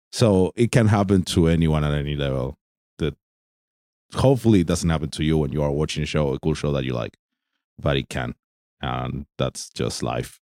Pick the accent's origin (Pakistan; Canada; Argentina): Argentina; I'm from Argentina.